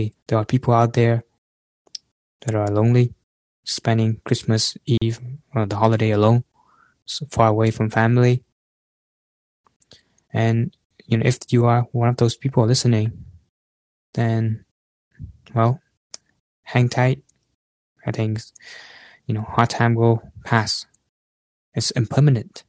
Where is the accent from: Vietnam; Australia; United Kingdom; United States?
Vietnam; moved away; I'm far from Vietnam right now, you know, my hometown